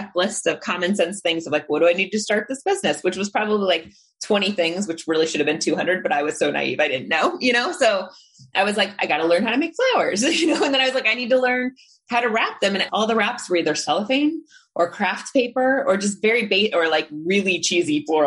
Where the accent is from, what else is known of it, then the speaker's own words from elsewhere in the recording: Indiana, United States; now in San Francisco, United States; I grew up in Indiana where we had burlap sacks on the farm